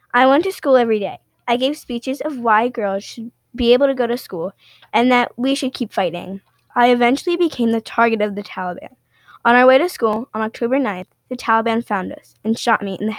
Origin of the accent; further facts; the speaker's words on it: Pakistan; Yeah, so I grew up in Pakistan, my brothers, my mom, and my dad.